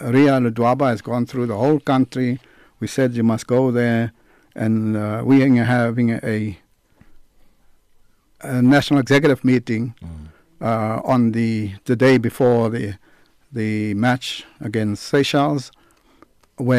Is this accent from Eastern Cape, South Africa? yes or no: yes; Port Elizabeth, Eastern Cape, South Africa; Port Elizabeth, my hometown.